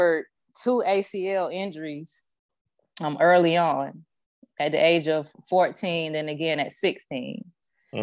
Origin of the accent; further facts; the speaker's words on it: Tallahassee, Florida, United States; I'm from Tallahassee, Florida